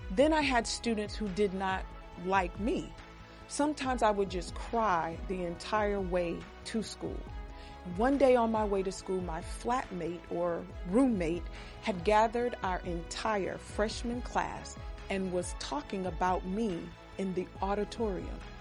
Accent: United States; For us as American women

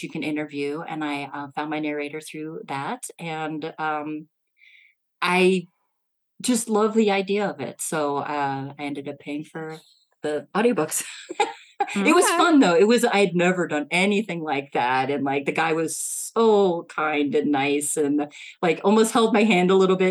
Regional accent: Midwest, United States; I'm from the Midwest

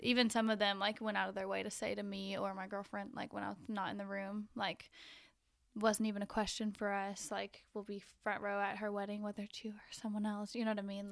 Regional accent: Conway, Arkansas, United States; moved away as an adult; also born or lived in Fayetteville, Arkansas; now in Denver, United States; I grew up in Conway, but then I lived in Fayetteville, which, you know, now that I live in Denver

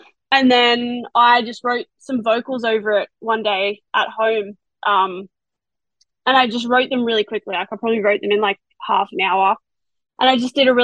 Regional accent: Australia; accent: Australian; I sing in an Australian accent

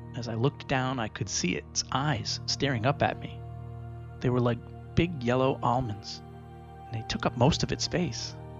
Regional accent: Pawtucket, Rhode Island, United States; I grew up in Pawtucket, Rhode Island, which is just a few minutes away from Rehoboth, Massachusetts.

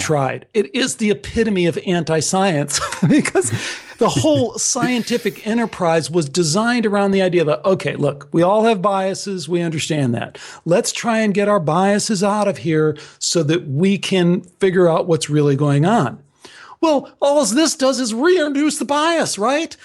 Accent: Chicago, Illinois, United States; I was born in Chicago and only half my family is, is Greek

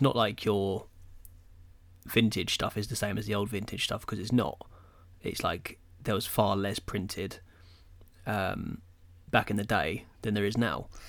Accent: England, United Kingdom; we're English

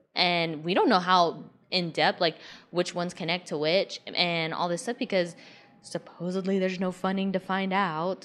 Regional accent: Georgia, United States; I grew up in Georgia

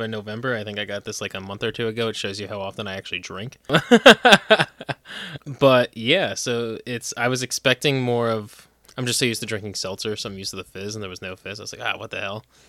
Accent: New Jersey, United States; moved away as an adult; now in Pennsylvania, United States; I'm from New Jersey. I, I was born and raised in New Jersey

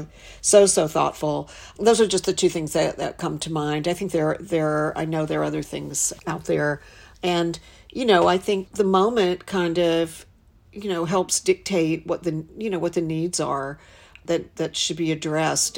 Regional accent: Western North Carolina, United States; moved away as an adult; also born or lived in Charlotte, North Carolina / New York; I'm from Western North Carolina.

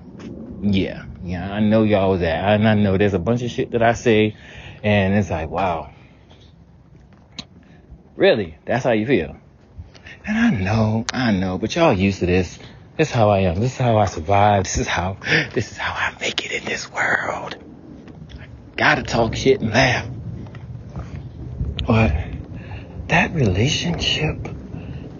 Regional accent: the South, United States; growing up in the South.

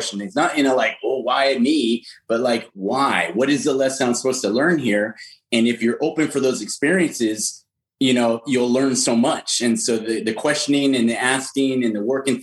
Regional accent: California, United States; I did grow up in California

